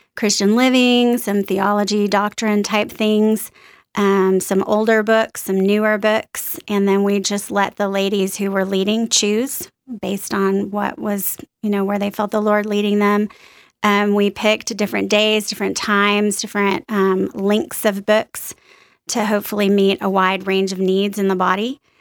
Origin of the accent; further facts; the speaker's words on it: New Orleans, Louisiana, United States; moved away as an adult; also born or lived in East Texas / Austin, Texas; I was born in East Texas, little tiny town. Lived there till I was about three years old, moved to New Orleans, stayed there through high school